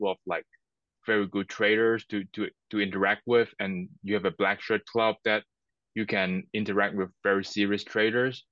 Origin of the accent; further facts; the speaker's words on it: Hong Kong; I'm from Hong Kong, China.